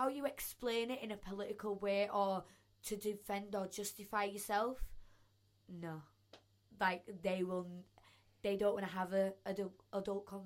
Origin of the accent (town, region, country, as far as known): Bradford, Yorkshire and the Humber, United Kingdom